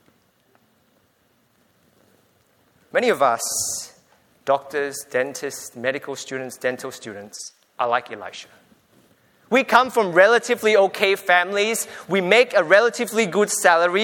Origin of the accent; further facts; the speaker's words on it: Singapore; now in Australia; We grew up in Singapore